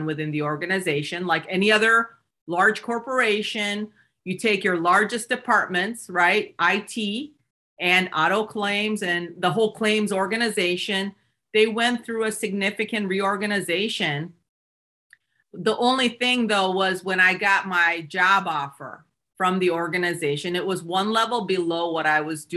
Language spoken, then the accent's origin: English; Seoul, South Korea, Michigan, United States; I'm an immigrant from South Korea. I came to the US when I was 8 years old.